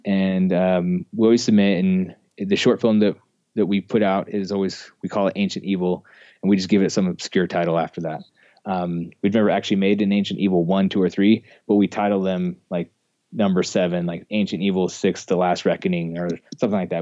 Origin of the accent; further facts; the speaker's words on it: Ogden, Utah, United States; I grew up in Ogden, Utah, which is just north of Salt Lake City, um, here in Utah